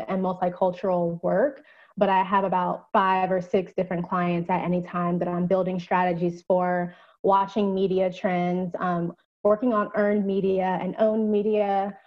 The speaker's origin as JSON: {"language": "English", "town": "Atlanta", "region": "Georgia", "country": "United States", "said": "I am from Atlanta, Georgia"}